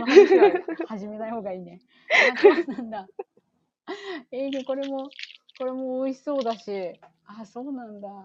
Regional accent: Chiba, Japan; born or raised there; now in United States

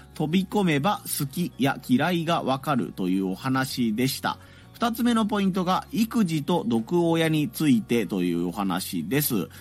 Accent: Hiroshima, Japan; 地元の広島のね、アールシーシー というラジオ局

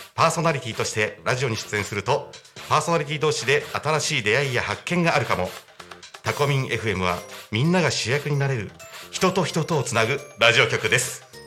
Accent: Sanmu, Chiba, Japan; 武市で生まれ育ち山武市で生まれ育ちです

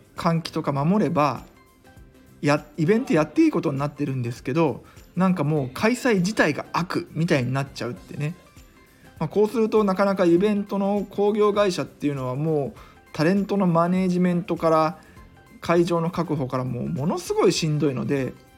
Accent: Iga, Mie, Japan; 僕の地元の伊賀には上野城っていうのがある

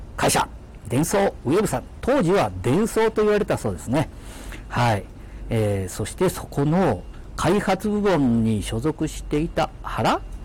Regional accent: Mikawa, Aichi, Japan; accent: Mikawa dialect; 三河弁が出ちゃった

